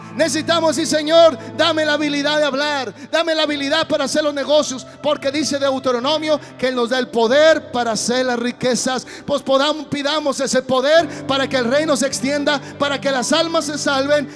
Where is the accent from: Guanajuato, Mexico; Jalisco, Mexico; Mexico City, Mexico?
Jalisco, Mexico; Guadalajara; soy de Guadalajara